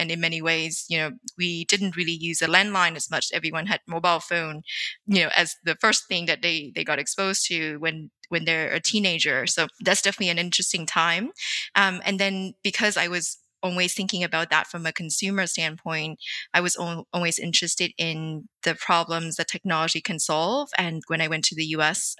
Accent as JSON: {"language": "English", "country": "Vietnam", "tie": "born or raised there", "said": "I grew up in Vietnam in the 90s"}